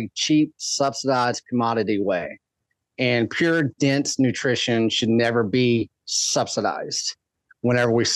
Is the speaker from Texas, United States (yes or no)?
yes; West Texas, United States; I grew up in West Texas